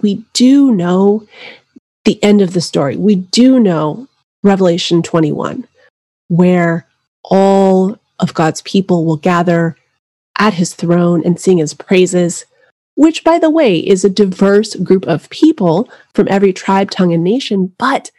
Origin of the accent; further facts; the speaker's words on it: New Mexico, United States; I grew up in New Mexico